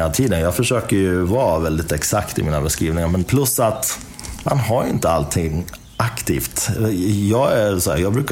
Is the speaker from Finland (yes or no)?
no; Iran; now in Sweden; jag är iranier då i botten. Jag är född i Iran.